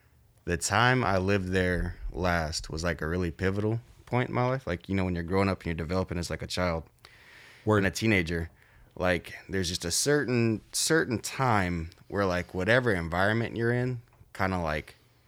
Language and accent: English; Everett, Washington, United States; also born or lived in St. Louis; All over, man. I was born in Washington, but shoot, I spent my time between like Everett and St. Louis. So it was a pretty even split growing up.